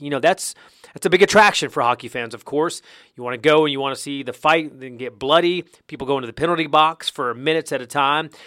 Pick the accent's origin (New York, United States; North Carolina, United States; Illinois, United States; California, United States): North Carolina, United States; moved away as an adult; now in Georgia, United States; I grew up in North Carolina, so I played basketball pretty much on a daily basis.